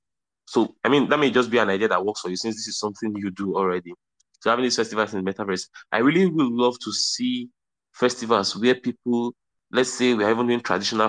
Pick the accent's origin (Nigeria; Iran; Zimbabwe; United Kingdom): Nigeria; Southwest; one Yoruba masquerade, because I'm Nigerian, like I'm from Southwest, Western Nigeria, right?